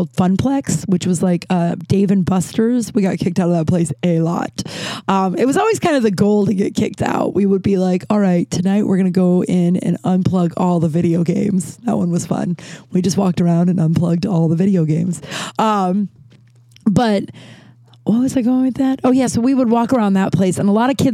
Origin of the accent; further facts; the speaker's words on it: Littleton, Colorado, United States; We grew up in Littleton, which was like a suburb of Denver